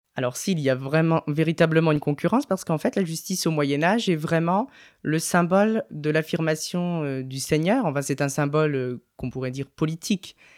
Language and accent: French; Ardennes, Grand Est, France; also born or lived in Reims; je suis originaire de, des Ardennes, à côté de Reims